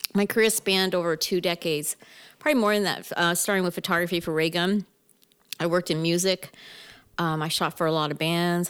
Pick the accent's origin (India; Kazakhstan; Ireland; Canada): Canada; Mississauga, Ontario; moved away as an adult; also born or lived in Toronto; now in California, United States; I'm from Mississauga.